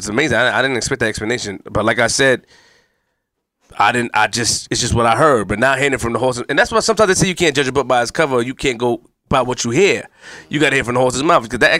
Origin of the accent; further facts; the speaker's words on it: New York City, New York, United States; I'm from Queens for a reason, nigga.